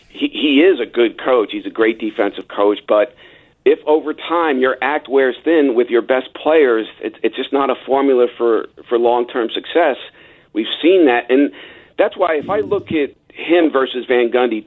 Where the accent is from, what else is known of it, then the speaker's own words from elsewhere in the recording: New York, United States; as a New Yorker